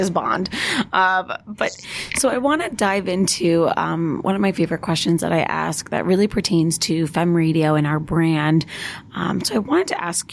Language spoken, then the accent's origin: English; Long Island, New York, United States; I'm also from Long Island